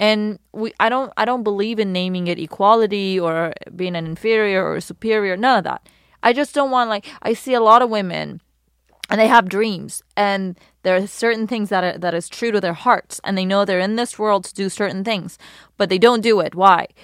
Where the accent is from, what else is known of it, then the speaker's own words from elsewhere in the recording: Iran; also born or lived in London, United Kingdom; now in Los Angeles, United States; Born in Iran